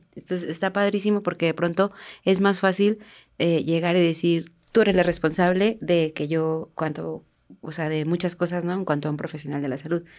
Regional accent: Mexico; somos mexicanos

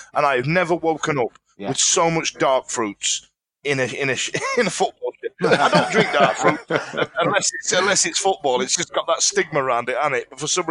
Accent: Yorkshire and the Humber, United Kingdom; we're from Yorkshire.

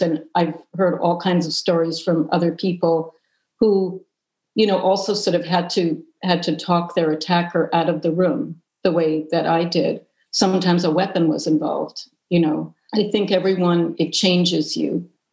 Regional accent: New York City, New York, United States; I grew up in New York City

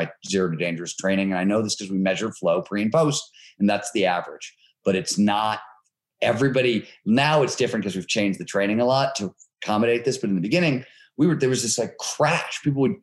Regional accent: Cleveland, Ohio, United States; I grew up in Cleveland, Ohio, working class, blue collar steel mill town.

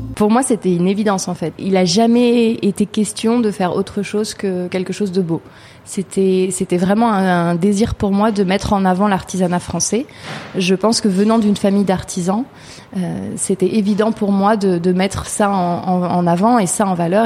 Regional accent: Chartres, Centre-Val de Loire, France; moved away as an adult; also born or lived in Paris; je suis née à Chartres, j'ai vécu à Chartres les 18 premières années de ma vie et je suis partie à Paris pour faire mes études

